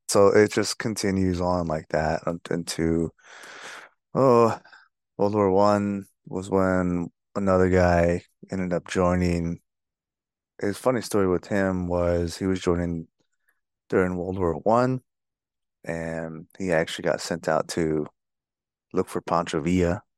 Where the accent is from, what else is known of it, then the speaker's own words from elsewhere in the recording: Fort Defiance, Arizona, United States; also born or lived in Lukachukai, Arizona; I grew up on the Navajo Nation, mostly in Fort Dauphin, Arizona